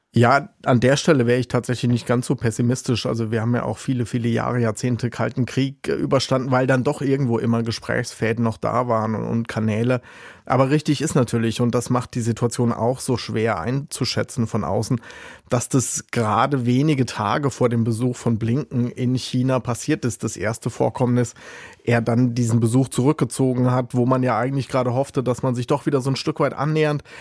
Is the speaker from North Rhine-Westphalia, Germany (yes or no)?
no; Rhineland-Palatinate, Germany; Ich, ich komme ja aus Rheinland-Pfalz